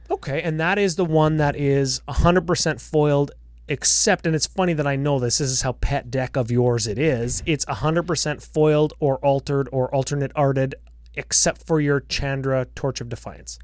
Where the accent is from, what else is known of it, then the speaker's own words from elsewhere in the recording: Canada; 'cause we're Canadian.